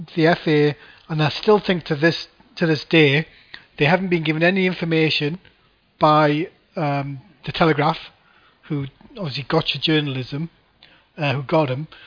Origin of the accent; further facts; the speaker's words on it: Gateshead, North East England, United Kingdom; I'm from Gateshead